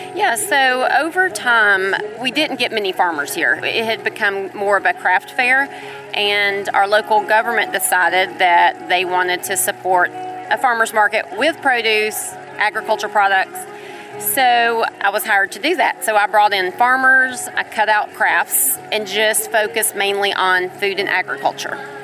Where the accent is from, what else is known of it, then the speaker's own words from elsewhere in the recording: Cartersville, Georgia, United States; I'm from Cartersville originally